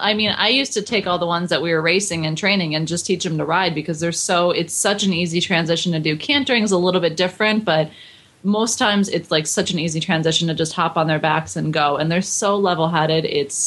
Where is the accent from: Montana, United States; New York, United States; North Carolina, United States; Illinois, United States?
New York, United States; Buffalo; I grew up in Buffalo.